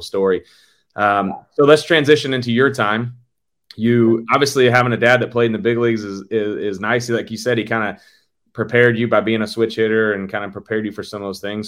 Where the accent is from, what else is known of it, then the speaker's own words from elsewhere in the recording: St. Louis, Missouri, United States; a kid growing up in St. Louis